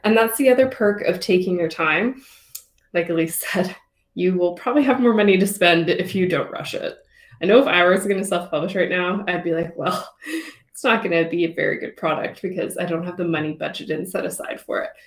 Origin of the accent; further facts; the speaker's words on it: Canada; We love being Canadian.